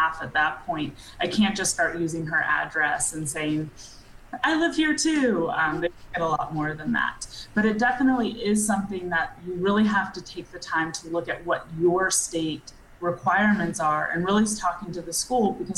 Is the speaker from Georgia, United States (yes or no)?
yes; Atlanta, Georgia, United States; moved away as an adult; I grew up in Georgia from, you know, Atlanta